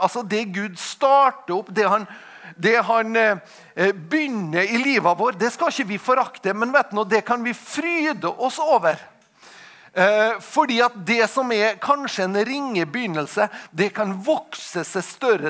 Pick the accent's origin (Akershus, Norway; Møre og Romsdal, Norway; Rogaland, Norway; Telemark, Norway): Møre og Romsdal, Norway; Tingvoll; jeg kommer fra Tingvoll